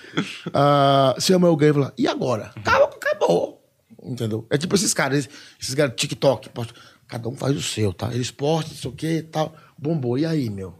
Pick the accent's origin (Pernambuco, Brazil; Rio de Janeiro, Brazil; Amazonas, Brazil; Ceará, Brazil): Ceará, Brazil; moved away as an adult; also born or lived in Curitiba; porque eu sou do Ceará